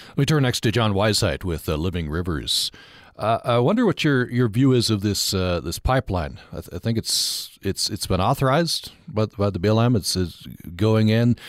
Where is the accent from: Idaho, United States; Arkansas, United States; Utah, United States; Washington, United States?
Utah, United States; Vernal; moved away; my hometown of Vernal